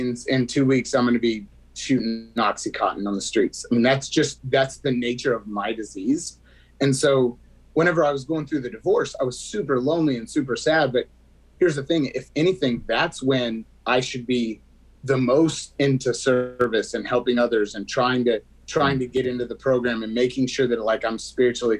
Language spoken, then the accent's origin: English; West Texas, United States; I grew up in West Texas.